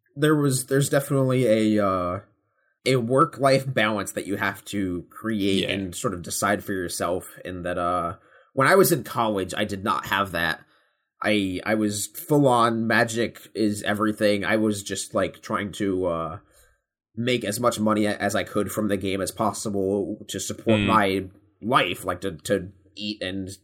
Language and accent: English; New York, United States; I'm from New York